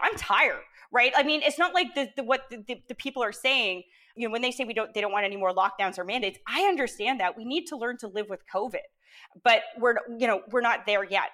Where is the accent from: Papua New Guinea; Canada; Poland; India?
Canada